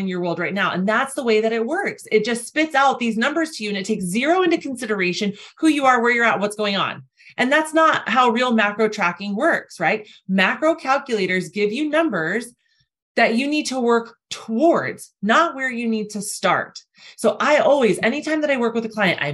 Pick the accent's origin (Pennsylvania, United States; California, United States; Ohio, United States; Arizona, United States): Arizona, United States; I'm from Arizona